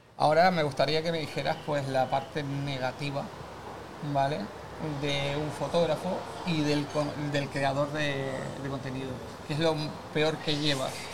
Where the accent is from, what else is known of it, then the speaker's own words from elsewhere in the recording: Canary Islands, Spain; nosotros somos canarios